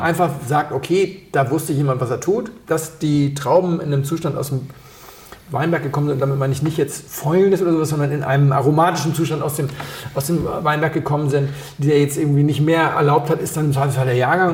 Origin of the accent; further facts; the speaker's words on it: Hamburg, Germany; moved away; an meine Heimatstadt erinnert. In Hamburg